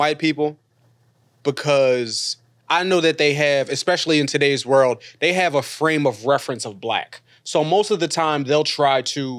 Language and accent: English; Mexico; moved away; I grew up in Mexico